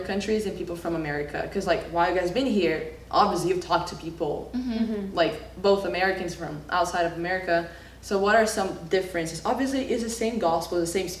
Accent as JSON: {"language": "English", "country": "Brazil", "tie": "born or raised there", "moved": "yes", "said": "growing up in Brazil is a Catholic country"}